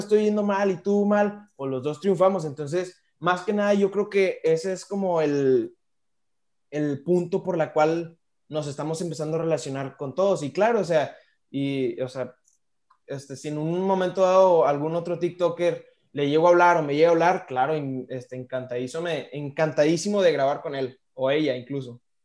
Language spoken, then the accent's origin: Spanish; Monterrey, Nuevo León, Mexico; soy de, originario de aquí de Monterrey, nací aquí en Monterrey. Este, aquí, aquí nací, aquí sigo